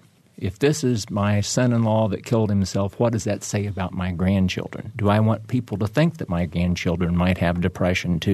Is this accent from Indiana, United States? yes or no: yes; Seymour, Indiana, United States; I grew up in Seymour, and my mother was a special education teacher there